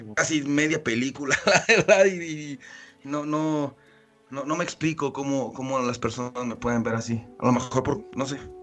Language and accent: Spanish; Mexico City, Mexico; moved away; yo nací en el DF propiamente